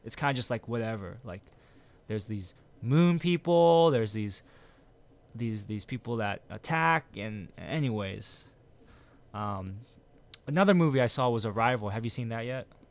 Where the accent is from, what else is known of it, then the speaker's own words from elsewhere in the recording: United States; I'm from, uh, America